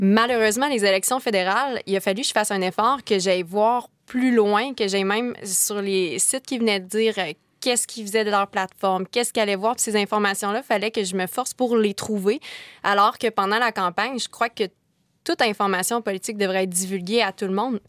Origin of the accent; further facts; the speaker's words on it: Kamouraska, Quebec, Canada; moved away as an adult; now in Sherbrooke, Canada; je suis originaire de Kamouraska et je suis Sherbrookeoise d'adoption